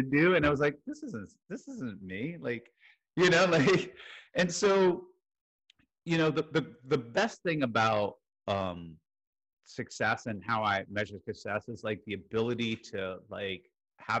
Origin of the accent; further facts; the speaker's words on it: Jersey City, New Jersey, United States; moved away; also born or lived in Iowa / New York / Houston, Texas; I was born in Jersey City, New Jersey